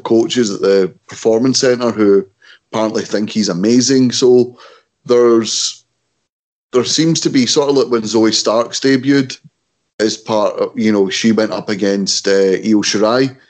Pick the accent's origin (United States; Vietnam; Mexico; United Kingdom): United Kingdom; Scotland; we're Scottish